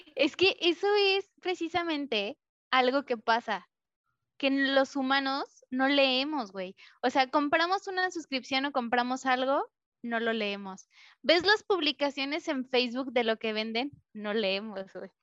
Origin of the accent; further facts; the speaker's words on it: Mexico; yo soy mexicana